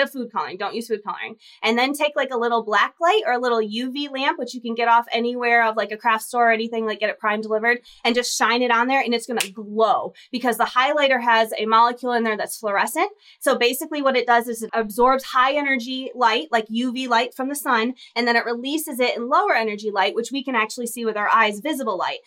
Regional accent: Michigan, United States; moved away as an adult; now in Texas, United States; I'm from Michigan originally, so my O's come out when I get really excited, but I've been in Texas for the last 12 years, so I have this kind of odd y'all

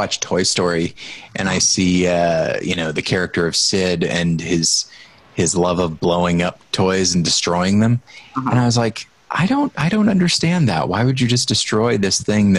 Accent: Southern Missouri, United States; my hometown I wasn't in Southern Missouri.

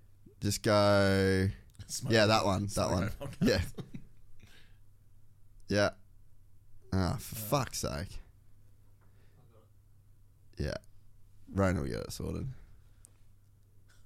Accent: Cairns, Queensland, Australia; I come from Cairns

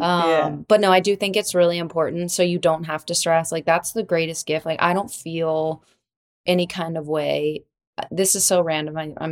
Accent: Florida, United States; born or raised there

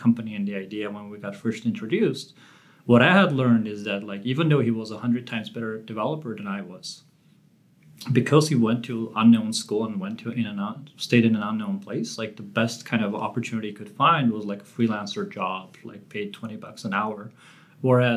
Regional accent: Armenia; moved away; I grew up in Armenia, not just any time in Armenia.

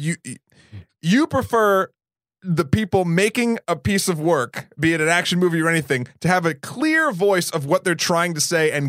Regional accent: Massachusetts, United States; born there; also born or lived in New Hampshire; now in New York City, United States; Well, I was born in Massachusetts, moved to New Hampshire.

